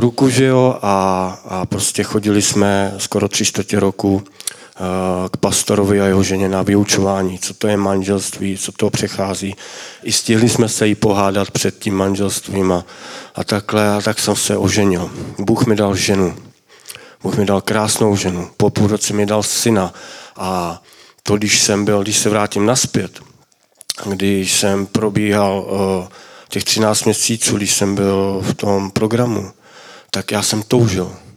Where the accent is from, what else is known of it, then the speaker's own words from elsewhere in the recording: Mladá Boleslav, Central Bohemian Region, Czechia; já jsem z Mladé Boleslavy